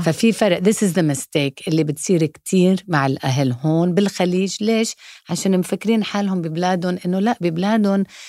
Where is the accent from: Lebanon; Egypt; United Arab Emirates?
United Arab Emirates; Dubai; also born or lived in Mexico; انا امي انجليزيه وابوي الله يرحمه فلسطيني وكبرنا وكبرت يعني بدبي بالامارات